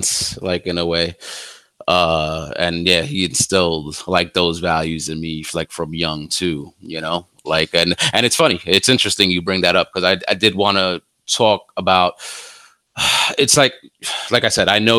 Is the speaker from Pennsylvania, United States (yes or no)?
no; New York City, New York, United States; I grew up here in the Bronx, hood